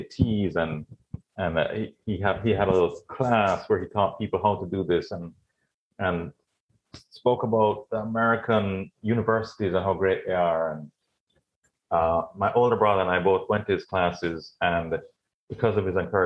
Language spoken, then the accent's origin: English; Jamaica; moved away as an adult; also born or lived in California / Florida; I was born and raised in Jamaica. My dad was Jamaican, but my mom was from Trinidad.